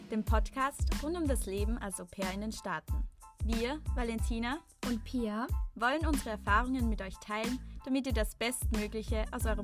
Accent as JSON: {"language": "German", "town": "Linz", "region": "Upper Austria", "country": "Austria", "moved": "as an adult", "lives_now": "Vienna, Austria", "said": "ich bin ursprünglich auch aus Linz, genau. aber zum Studieren nach Wien gezogen."}